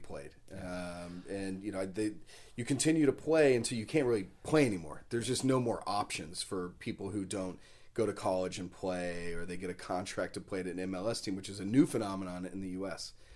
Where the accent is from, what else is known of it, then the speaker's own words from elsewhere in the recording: Dallas, Texas, United States; where I grew up in Dallas, Texas